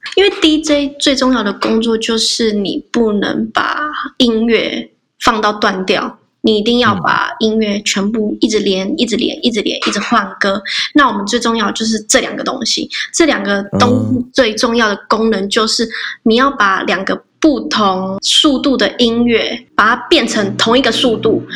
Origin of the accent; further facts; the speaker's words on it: Hualien, Hualien County, Taiwan; 我是来自花莲的阿美族